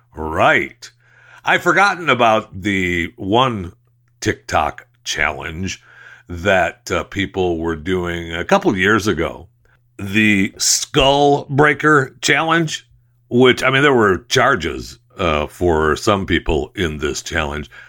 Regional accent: Saginaw, Michigan, United States; Saginaw, Michigan, uh, my hometown where I was, uh, born and raised

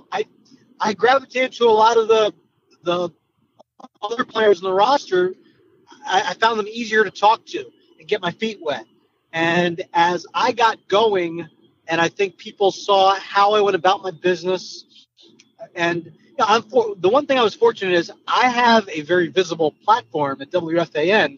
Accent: Pennsylvania, United States; I grew up in Pennsylvania, so I grew up watching the Phillies

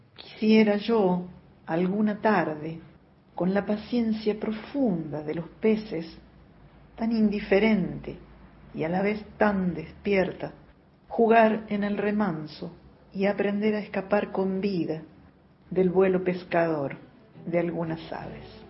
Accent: Canals, Córdoba, Argentina; now in Córdoba, Argentina; soy de Canals, un pueblito del interior de la provincia de Córdoba y vivo en Córdoba Capital desde hace mucho tiempo

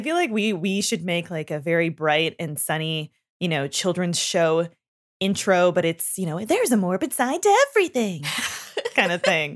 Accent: Canada; growing up in Canada, we learn French

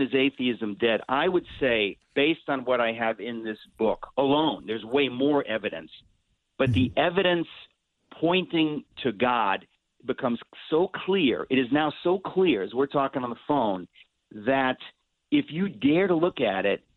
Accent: New York, United States; born or raised there

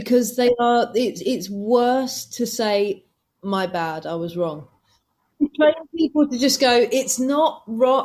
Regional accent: England, United Kingdom; I'm from England

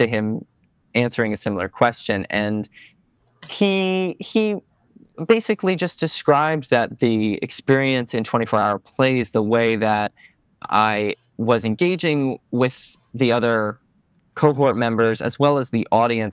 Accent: Stamford, Connecticut, United States; moved away as an adult; now in New York City, United States; I grew up in Stamford, Connecticut

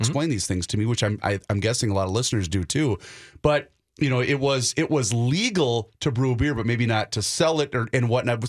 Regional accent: Faribault, Minnesota, United States; down in Faribault, Minnesota, my hometown.

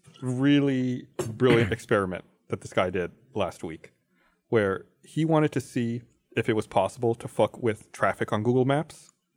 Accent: United States; I'm an American too

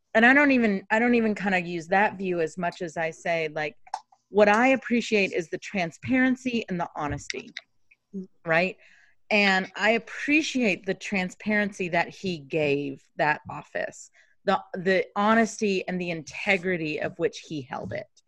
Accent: Kentucky, United States; I grew up in Kentucky, and I went to elementary school in Kentucky.

